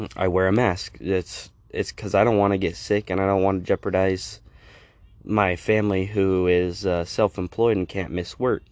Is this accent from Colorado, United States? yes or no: yes; Colorado, United States; my home state of Colorado